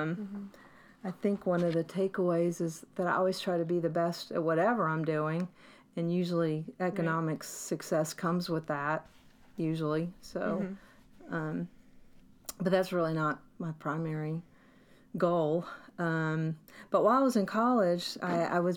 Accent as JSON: {"language": "English", "region": "the South", "country": "United States", "also_born_or_lived": "New Jersey / New York / Little Rock, Arkansas", "accent": "Southern", "moved": "as an adult", "said": "my Southern accent"}